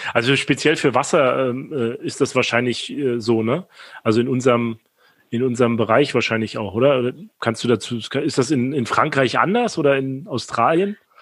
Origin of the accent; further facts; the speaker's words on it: Rostock, Mecklenburg-Vorpommern, Germany; moved away; in Rostock